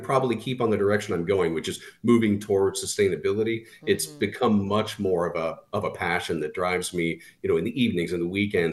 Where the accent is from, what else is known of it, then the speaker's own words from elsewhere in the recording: Southern California, United States; I grew up in Southern California car culture